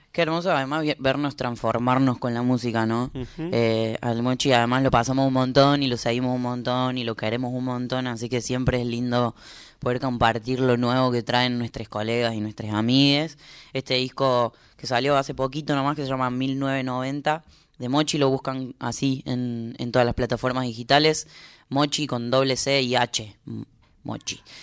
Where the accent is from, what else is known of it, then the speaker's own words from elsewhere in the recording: Córdoba, Argentina; moved away; en Córdoba. No solo porque es mi ciudad natal